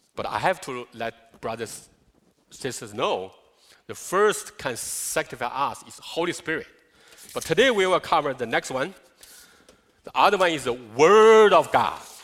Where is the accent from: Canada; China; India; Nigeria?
China; English is a second language; now in United States; China, I'm from China.